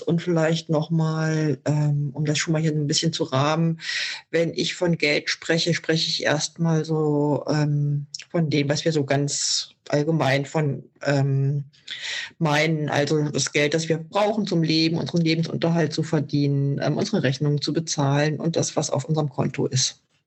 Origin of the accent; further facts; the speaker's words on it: Germany; bei uns in Deutschland